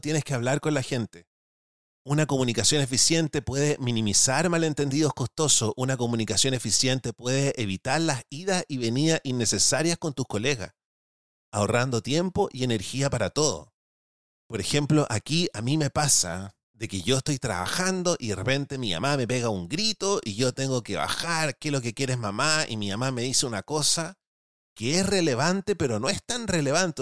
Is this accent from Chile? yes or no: yes; Chile; los que somos chilenos